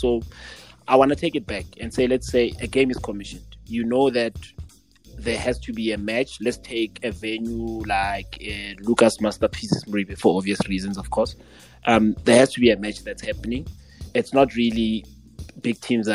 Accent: South Africa; as the South African that I am

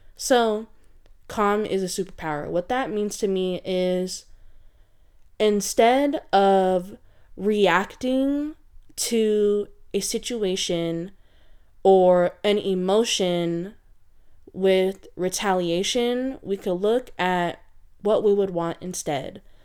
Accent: San Francisco Bay Area, California, United States; I am from the San Francisco Bay Area

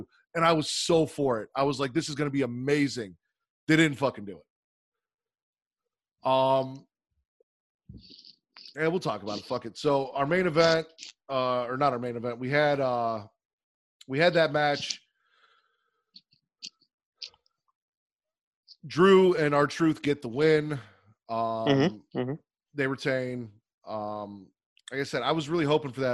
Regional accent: Chicago, Illinois, United States; I am from Chicago

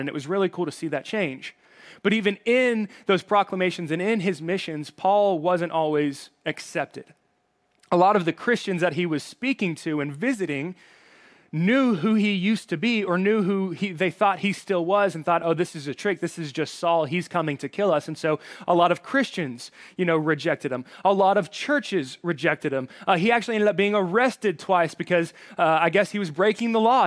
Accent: Alabama, United States; moved away; I have a little bit of an accent. That's 'cause I'm from Alabama.

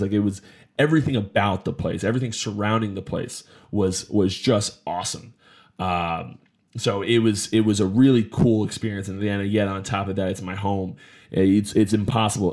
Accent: New Jersey, United States; I'm from Jersey. I'm from the area.

